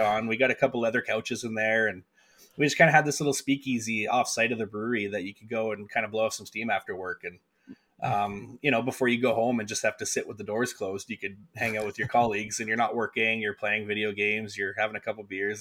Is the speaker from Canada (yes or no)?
yes; Winnipeg, Manitoba, Canada; moved away as an adult; now in Calgary, Canada; I came from Winnipeg, and my folks lived in rural Manitoba, just outside of Winnipeg